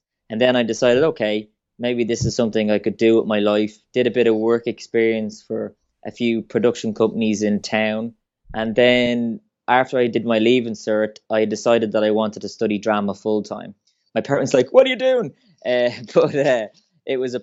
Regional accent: Swords, Leinster, Ireland; I'm from Swords, originally Fingal in County Dublin.

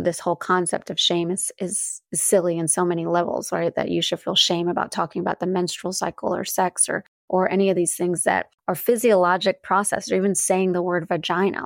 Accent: North Carolina, United States; now in Chicago, United States; I grew up in the South, in North Carolina.

